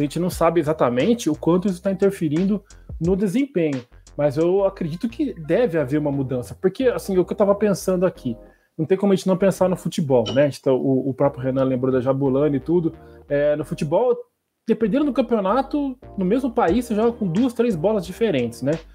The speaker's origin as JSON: {"language": "Portuguese", "country": "Brazil", "tie": "born or raised there", "said": "quando era criança aqui no Brasil"}